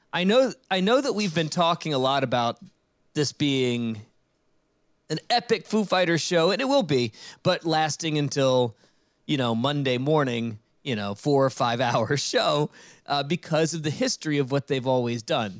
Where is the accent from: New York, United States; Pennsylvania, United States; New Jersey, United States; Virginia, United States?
Virginia, United States; Richmond; I grew up in Richmond, Virginia